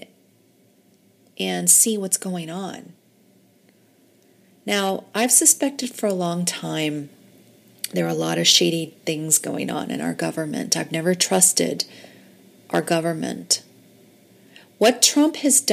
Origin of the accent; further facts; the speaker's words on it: United States; I'm just an American woman